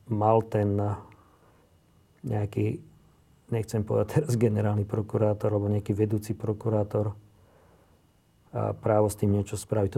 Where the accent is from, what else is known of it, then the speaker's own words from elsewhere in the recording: Slovakia; často nie som hrdý na to, že som Slovák